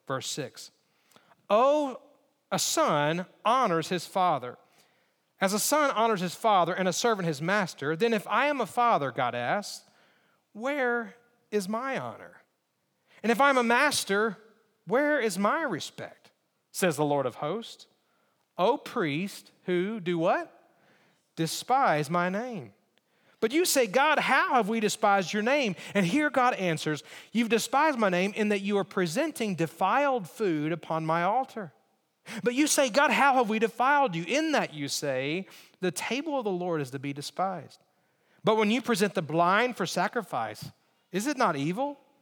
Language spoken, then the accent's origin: English; Alabama, United States; I grew up in Alabama